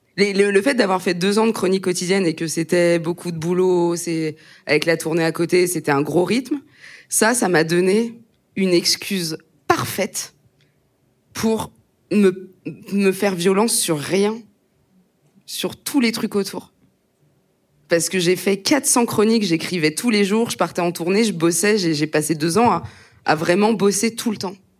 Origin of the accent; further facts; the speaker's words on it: Aube, Grand Est, France; moved away; quand j'étais au collège, dans l'Aube, euh, là où j'ai grandi